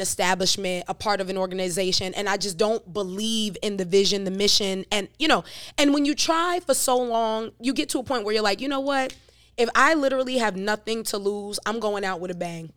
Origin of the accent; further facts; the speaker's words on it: New York City, New York, United States; also born or lived in Jamaica; now in Charlotte, United States; from Brooklyn, New York